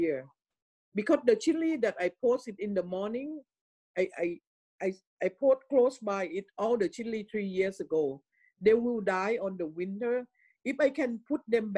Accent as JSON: {"language": "English", "country": "Thailand", "tie": "born or raised there", "moved": "yes", "said": "in my hometown, it's a lot of Taijiu people. It came from China to live in Thailand"}